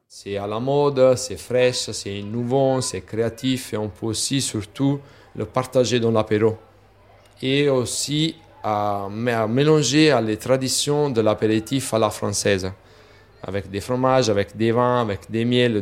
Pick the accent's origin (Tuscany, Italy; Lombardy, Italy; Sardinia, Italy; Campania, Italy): Campania, Italy; Naples; French is a second language; moved away; chez nous, à Napoli, on a la richesse de la bufflone